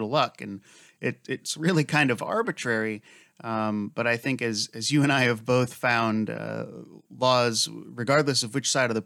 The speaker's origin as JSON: {"language": "English", "country": "United States", "said": "as an American"}